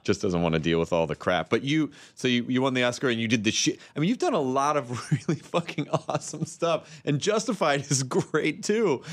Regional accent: Tennessee, United States; I'm from Tennessee

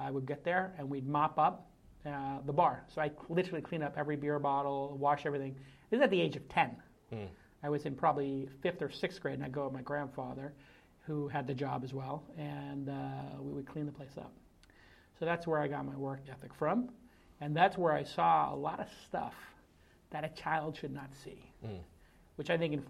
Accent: New York City, New York, United States; Well, I was born in Bay Ridge, Brooklyn, which is pretty far out.

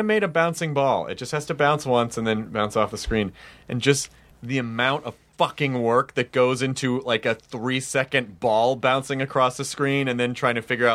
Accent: Memphis, Tennessee, United States; also born or lived in Jonesboro, Arkansas; I'm from Memphis

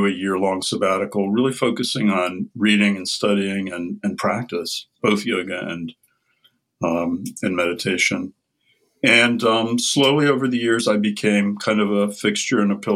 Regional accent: Midwest, United States; moved away as an adult; also born or lived in Ohio / Boston; now in Albany, United States; I grew up in the Midwest in a very Protestant family

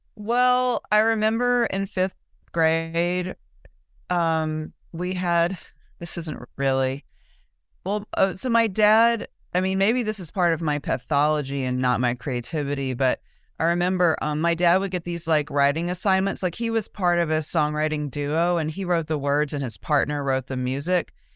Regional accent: Mobile, Alabama, United States; moved away as an adult; now in Austin, United States; when I grew up in Mobile, um, I went to public school

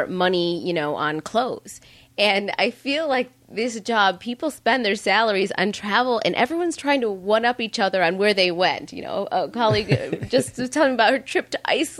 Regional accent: Midwest, United States; also born or lived in New York; now in Los Angeles, United States; growing up in the Midwest, you know, your house is always open to strangers or friends who visit.

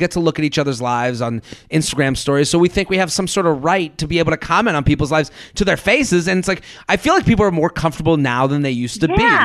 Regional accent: Needham, Massachusetts, United States; moved away; I'm from Needham, which is a suburb outside of Boston. That's a very nice suburb. When I grew up there

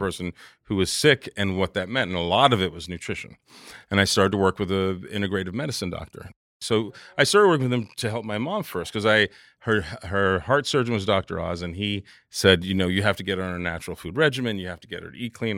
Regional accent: New York City, New York, United States; I lived in Jamaica, Queens at the dawn of the crack

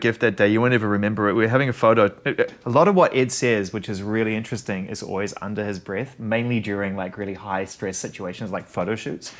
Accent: New Zealand; now in Los Angeles, United States; I'm a Kiwi eighties kid

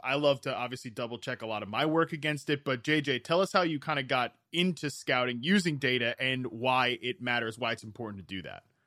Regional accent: East Coast, United States; now in West Coast, United States; I live on the West Coast now. I'm originally from the East Coast

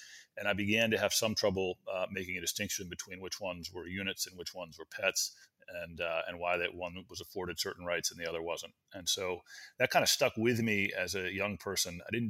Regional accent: Washington, District of Columbia, United States; also born or lived in College Park, Maryland; I grew up in Washington, D.C. and in College Park, Maryland.

